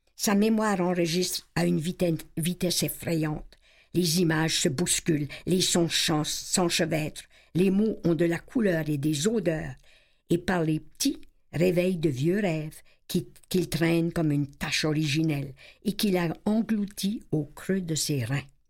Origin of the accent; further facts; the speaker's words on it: Acadia, Canada; j'étais invitée en tant qu'Acadienne